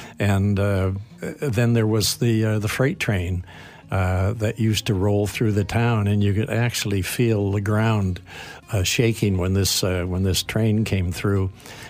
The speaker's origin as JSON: {"language": "English", "town": "Wolfville", "region": "Nova Scotia", "country": "Canada", "tie": "born or raised there", "moved": "yes"}